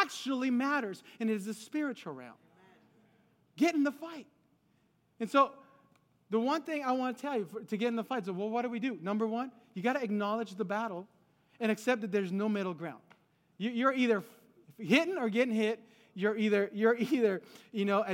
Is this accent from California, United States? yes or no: yes; Los Angeles, California, United States; also born or lived in Guadalajara, Mexico; I was born in Guadalajara, Mexico, but I was raised in L.A., California